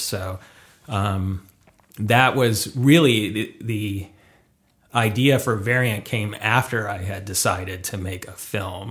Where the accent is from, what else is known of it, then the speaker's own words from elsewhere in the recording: Detroit, Michigan, United States; moved away as an adult; now in Los Angeles, United States; originally from Michigan